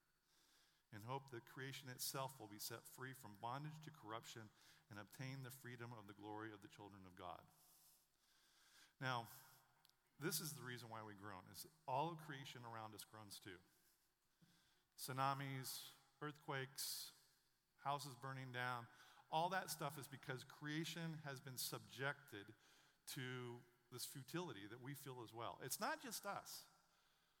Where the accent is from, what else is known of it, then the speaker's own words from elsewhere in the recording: Western Oregon, United States; I grew up in Western Oregon.